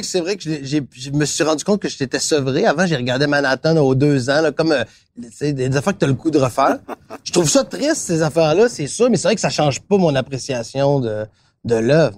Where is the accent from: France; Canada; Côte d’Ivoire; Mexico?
Canada; Quebec City, Quebec; moved away as an adult; also born or lived in Montreal; moi j'étais de Québec